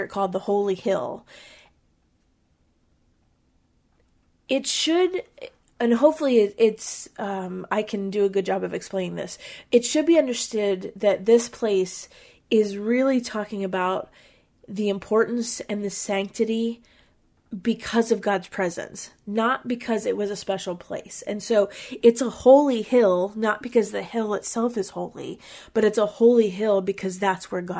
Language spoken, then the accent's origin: English; Pennsylvania, United States; we're from Pennsylvania